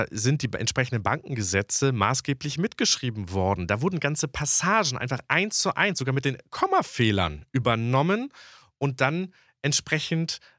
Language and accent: German; West Germany, Germany; weil ich bin ja tatsächlich äh, in Westdeutschland aufgewachsen, aber meine Familie war in Ostdeutschland.